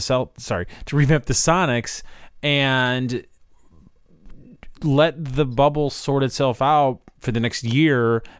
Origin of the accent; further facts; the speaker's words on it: Chicago, Illinois, United States; I'm from Chicago